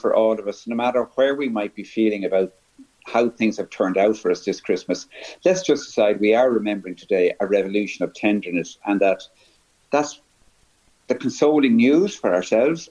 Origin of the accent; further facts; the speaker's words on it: Dublin, Leinster, Ireland; My parents come from West Kerry, and we grew up in Dublin